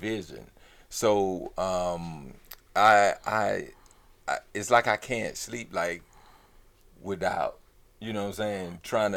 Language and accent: English; Atlanta, Georgia, United States; I'm from Atlanta